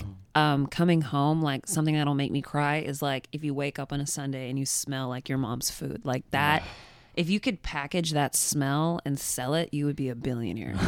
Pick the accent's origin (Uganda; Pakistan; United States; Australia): United States; Dallas, Texas; now in New York City, United States; I'm from Dallas